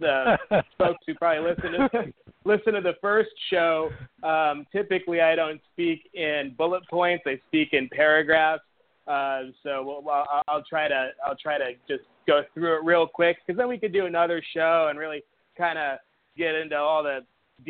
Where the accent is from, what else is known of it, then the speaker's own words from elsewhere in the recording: Las Vegas, Nevada, United States; Growing up in Las Vegas, Nevada, I was surrounded by desert